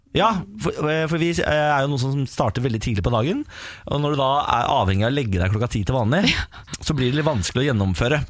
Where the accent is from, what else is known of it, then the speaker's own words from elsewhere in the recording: Moss, Østfold, Norway; jeg er jo eh, fra Moss